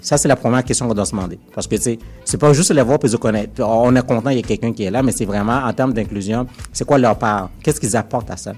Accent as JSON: {"language": "French", "town": "Montreal", "region": "Quebec", "country": "Canada", "tie": "born or raised there", "said": "je, suis né à Montréal, j'ai grandi à Montréal"}